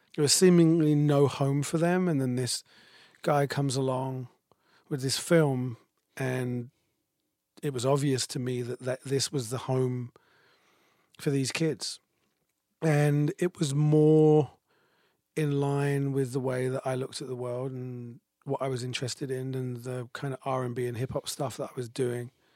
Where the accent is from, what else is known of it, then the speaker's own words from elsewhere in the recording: United Kingdom; moved away; I'm British